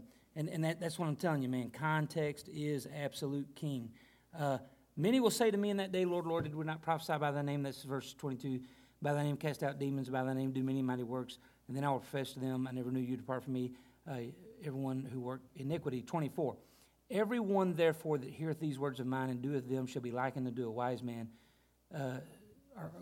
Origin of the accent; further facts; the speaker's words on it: United States; us as American Christians